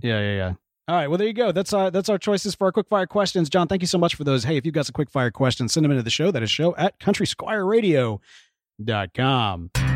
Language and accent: English; Houston, Texas, United States; we're here in Houston, Texas, my hometown